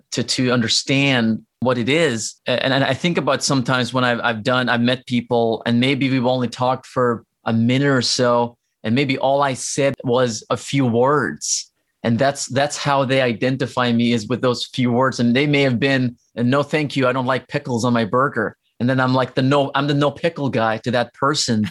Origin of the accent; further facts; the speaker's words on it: Norway; English is a second language; now in United States; I grew up in Norway. So, like, my family's there